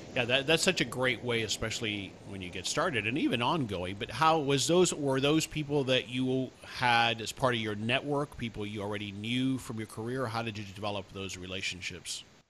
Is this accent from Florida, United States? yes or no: yes; South Florida, United States; now in Dallas, United States; I grew up in South Florida, but I live in the Dallas area now